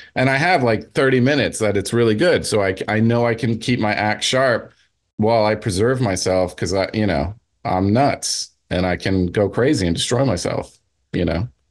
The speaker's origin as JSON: {"language": "English", "region": "New Jersey", "country": "United States", "said": "I'm from Jersey"}